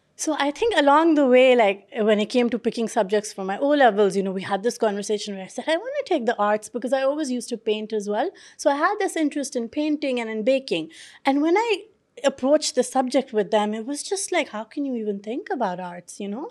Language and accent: English; Pakistan; now in London, United Kingdom; I grew up in Pakistan